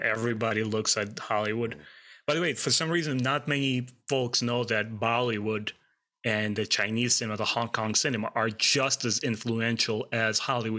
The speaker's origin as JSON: {"language": "English", "country": "Russia", "tie": "born or raised there", "lives_now": "United States", "said": "Growing up in Russia and also here in the States, we're all huge fans of British cinema, the British TV shows."}